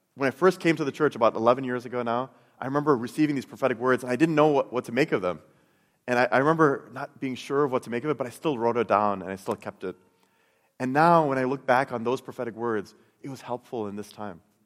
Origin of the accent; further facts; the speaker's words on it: Chicago, Illinois, United States; I, I grew up in Chicago